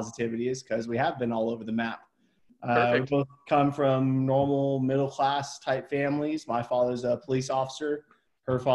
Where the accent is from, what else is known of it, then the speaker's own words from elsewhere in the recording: Hollister, California, United States; moved away as an adult; I went back to my hometown